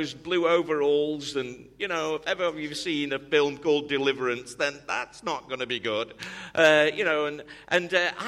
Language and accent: English; United Kingdom; accent: British; moved away; also born or lived in Cleveland, Tennessee; my accent was British